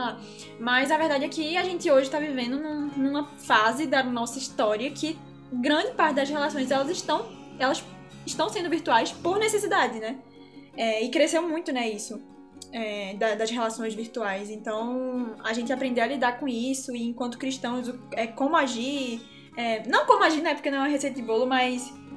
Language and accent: Portuguese; Pernambuco, Brazil; moved away; Sou lá de Pernambuco, por isso o sotaque diferente